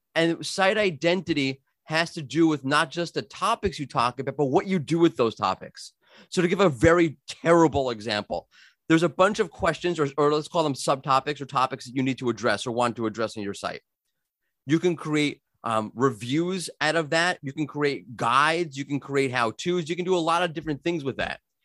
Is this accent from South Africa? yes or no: no; New York, United States; moved away; I'm from New York originally. We talk fast